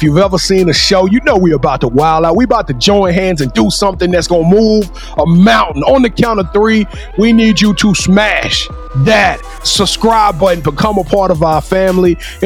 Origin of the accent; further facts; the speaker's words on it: Louisiana, United States; I'm from Louisiana